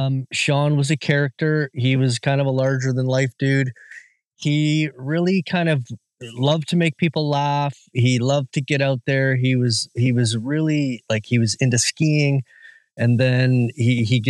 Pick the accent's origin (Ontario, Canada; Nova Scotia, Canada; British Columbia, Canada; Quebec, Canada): British Columbia, Canada; Whistler; I am from Whistler, British Columbia, and I am a magazine publisher and a first-time author